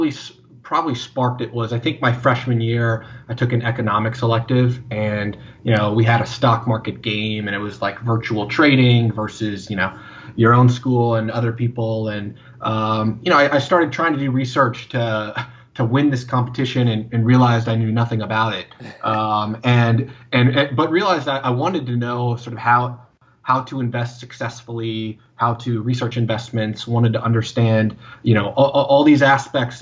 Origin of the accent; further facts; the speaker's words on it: Dallas-Fort Worth area, Texas, United States; I grew up in the Dallas-Fort Worth area